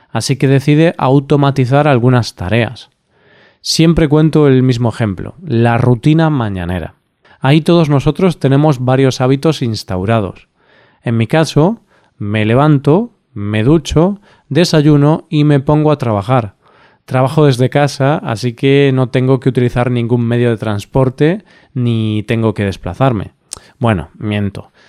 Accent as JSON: {"language": "Spanish", "country": "Spain", "said": "Siendo español, para mí estas son duras palabras pero en su momento decidí hacer de tripas corazón y dejar de echar la siesta."}